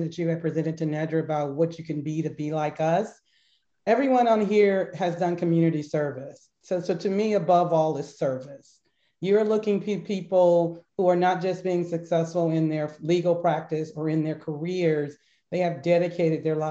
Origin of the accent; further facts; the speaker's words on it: Berkeley, California, United States; growing up in the Berkeley school system